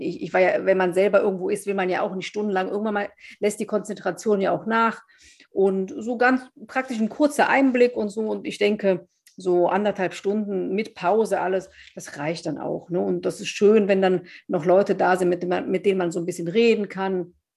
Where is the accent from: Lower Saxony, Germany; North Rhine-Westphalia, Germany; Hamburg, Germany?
North Rhine-Westphalia, Germany; Wesseling; in meiner Heimatstadt sozusagen in Wesseling